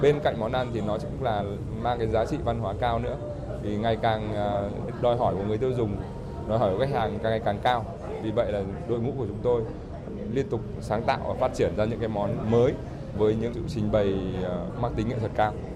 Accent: Trung Du, hometown Vinh Yen, Vinh Phuc, Vietnam; là người sinh ra và lớn lên ở vùng Trung

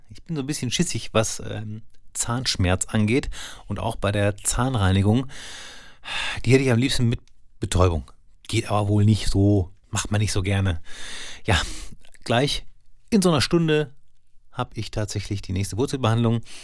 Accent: Soest, North Rhine-Westphalia, Germany; In Soest, da wo ich herkomme

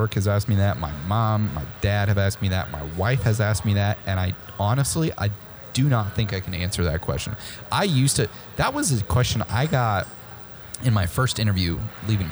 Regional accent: Midwest, United States; now in Texas, United States; moving here was something new for me because I'm from the Midwest

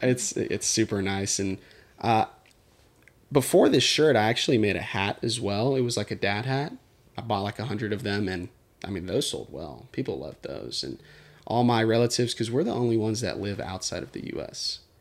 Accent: Houston, Texas, United States; also born or lived in Katy, Texas; born and raised in Houston, Texas. Both my parents are from Netherlands

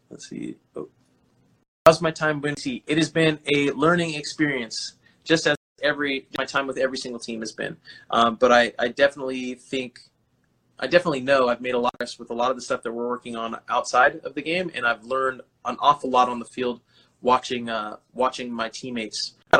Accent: Delano, California, United States; Guys, hola, amigo, I'm from Delano.

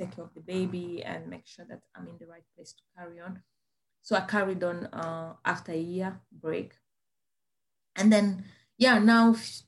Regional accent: Rwanda; English is a second language; moved away as an adult; now in Plymouth, United Kingdom; I come from Rwanda

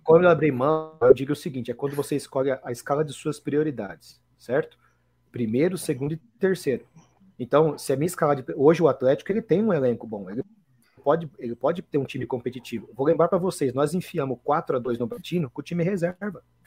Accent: Brazil; eu, como sou nacionalista, sou brasileiro

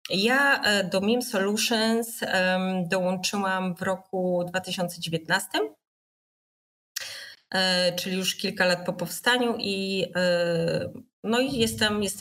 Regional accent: Warsaw, Masovian Voivodeship, Poland; Jestem, jestem warszawianką.

